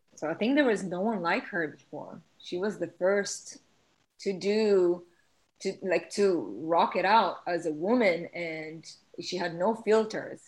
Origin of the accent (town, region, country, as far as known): Israel; English is a second language; moved away